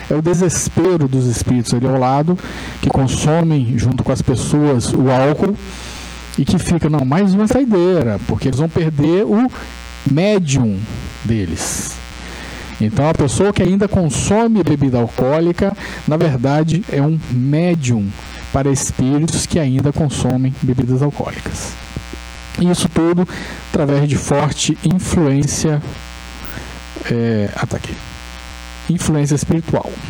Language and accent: Portuguese; Resende, Rio de Janeiro, Brazil; eu sou de, eu sou de Resende